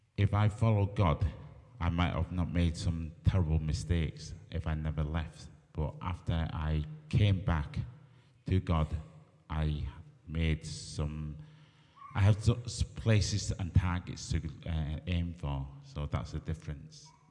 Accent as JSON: {"language": "English", "town": "Barrow-in-Furness", "region": "North West England", "country": "United Kingdom", "tie": "born or raised there", "also_born_or_lived": "Hong Kong", "said": "I moved to Barrow when I was five months old. I've been here, well, most of my life."}